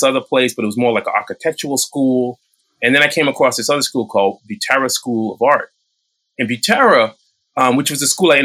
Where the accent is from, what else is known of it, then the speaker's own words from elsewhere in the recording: Boston, Massachusetts, United States; I grew up in Boston